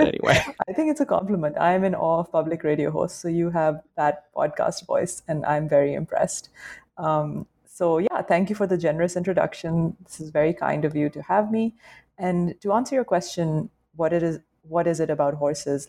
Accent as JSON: {"language": "English", "town": "Lahore", "region": "Punjab", "country": "Pakistan", "tie": "born or raised there", "moved": "yes", "lives_now": "New York City, United States", "said": "it was very much like part of the post colonial British setup that we grew up in as, like, say, upper class, uh, upper middle class, and upper class kids um, in Lahore."}